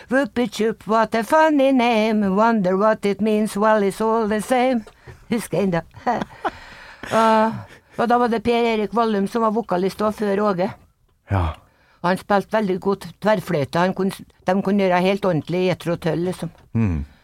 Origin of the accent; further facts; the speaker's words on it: Grong, Trøndelag, Norway; also born or lived in Dovrefjell / Namsos; Nei, vi flytta fra Dovrefjell. når pappa har fått nok ansiennitet på jernbanen, så flytta vi til Grong tilbake, da. Og pappa bygde hus der.